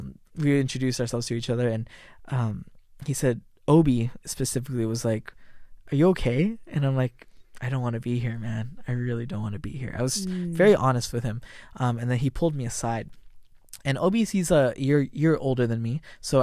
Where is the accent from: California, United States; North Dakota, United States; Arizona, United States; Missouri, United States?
California, United States; San Jose; And then but as I grew up in San Jose, I didn't like church.